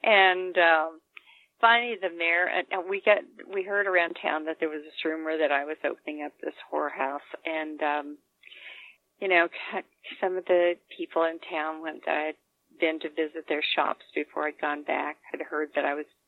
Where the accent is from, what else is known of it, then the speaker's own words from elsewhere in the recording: Santa Fe, New Mexico, United States; I came from Santa Fe, which was multicultural.